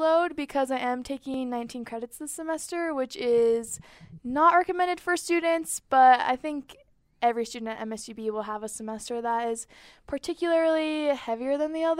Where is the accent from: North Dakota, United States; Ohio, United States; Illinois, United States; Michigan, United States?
North Dakota, United States; Bismarck; moved away as an adult; now in Billings, United States; I'm from Bismarck, North Dakota, and I just moved here for college in 2019.